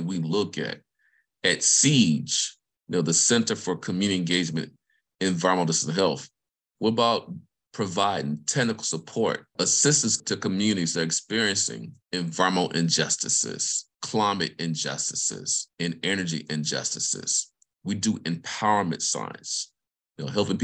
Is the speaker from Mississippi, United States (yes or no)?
yes; Vicksburg, Mississippi, United States; moved away; I'm from the state of Mississippi, grew up in Vicksburg